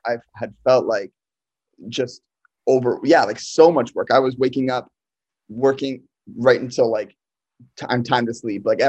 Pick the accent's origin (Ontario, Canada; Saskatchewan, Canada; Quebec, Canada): Ontario, Canada; also born or lived in Hamilton / Brampton / Toronto; Toronto has been where I've also grown up. I grew up in Hamilton and then to Brampton and then to Toronto